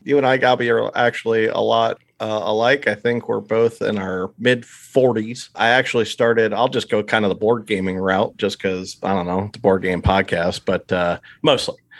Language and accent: English; eastern Pennsylvania, United States; accent: East Coasty, Pennsylvania Dutch; moved away; I was born and raised in eastern P A, so I, it's sort of a East Coasty